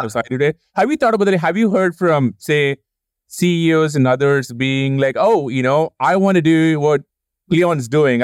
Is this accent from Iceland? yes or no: no; India; moved away; growing up in India